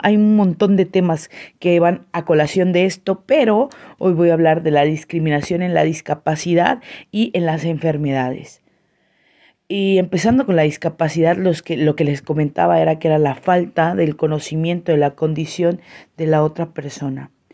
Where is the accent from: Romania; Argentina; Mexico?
Mexico; San Cristóbal de las Casas, Chiapas; soy una chiapaneca orgullosa, san cristobalense, coletos nos dicen por acá